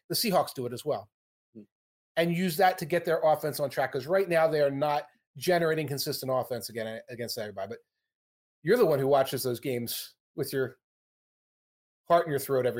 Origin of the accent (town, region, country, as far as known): Philadelphia, Pennsylvania, United States; born or raised there; moved away